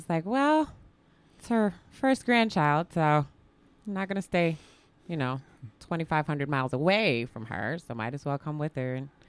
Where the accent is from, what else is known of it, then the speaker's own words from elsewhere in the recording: the Midwest, 15 minutes from South Bend, Indiana, United States; moved away as an adult; now in Spokane, United States; growing up in the Midwest, it was 2 hours from Chicago. I lived basically 15 minutes from South Bend, Notre Dame country